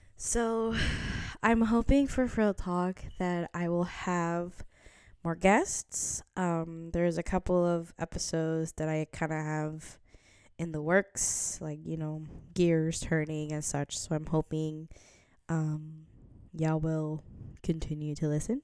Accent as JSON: {"language": "English", "region": "New Jersey", "country": "United States", "also_born_or_lived": "Midwest", "moved": "yes", "lives_now": "New York City area, United States", "said": "I'm actually originally from New Jersey"}